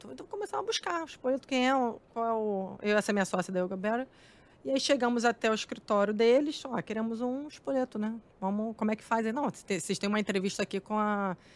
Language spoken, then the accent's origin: Portuguese; Campo Grande, Mato Grosso do Sul, Brazil; pagava meu aluguel, tudo que eu vim de Campo Grande, e final de semana voltava para lá, que meu pai uhum. ficou morando lá.